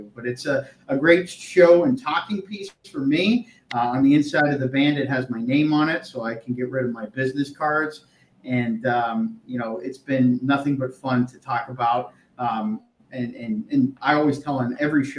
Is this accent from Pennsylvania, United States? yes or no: yes; Erie, Pennsylvania, United States; moved away; my hometown of Erie, Pennsylvania